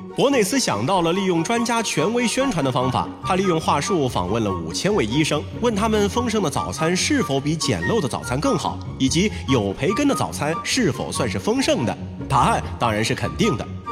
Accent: China; 对于我们中国人来说呢

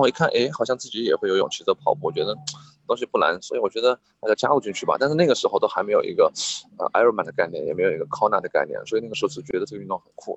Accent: Liangshan, Sichuan, China; 我在我的家乡，四川凉山

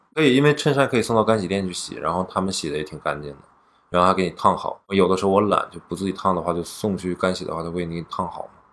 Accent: Northeast China, China; now in Shanghai, China; 在我们老家，现在好像我们家还没有空调，空调东北不需要

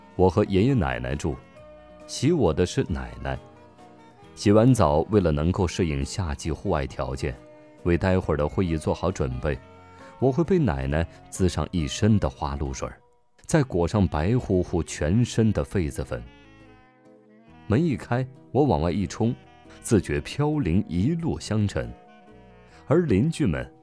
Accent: Jiangnan, China; 我生在竹林茂密的江南之地

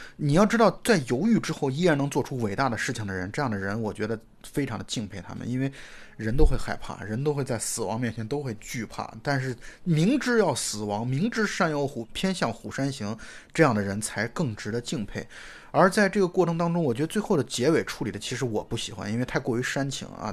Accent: China; 以我们中国人的视角来去看它的话

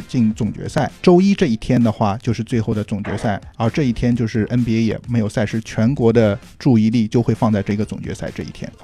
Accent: Shanghai, China; moved away; also born or lived in Los Angeles, United States; 作为一个上海人

